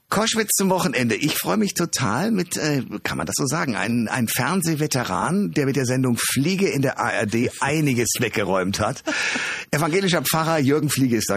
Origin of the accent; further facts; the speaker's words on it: Germany; wir Deutsche